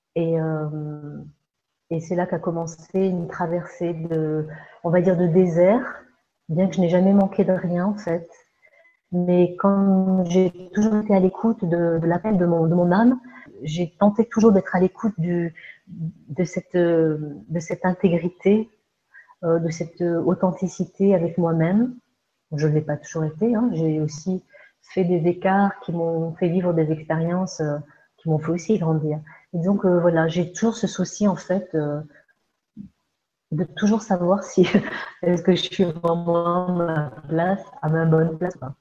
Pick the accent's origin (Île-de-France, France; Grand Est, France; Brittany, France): Grand Est, France; Alsace; moved away as an adult; also born or lived in Andalusia / Egypt; now in Ariège, France; je suis née donc en France, en Alsace